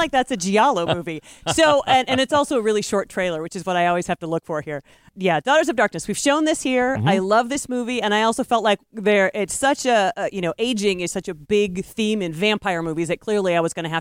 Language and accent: English; Tiffin, Ohio, United States; moved away; my hometown of Tiffin